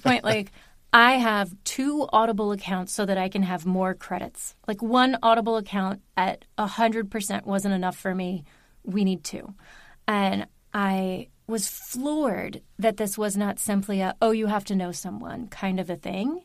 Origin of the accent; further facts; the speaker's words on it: Baltimore, Maryland, United States; moved away as an adult; also born or lived in Union City, New Jersey; now in New Jersey, United States; I live here. I am from Maryland